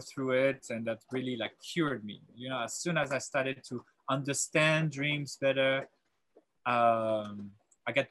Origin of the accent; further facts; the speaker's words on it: south of France, France; also born or lived in Paris; I grew up in South of France, and I went through high school in South of France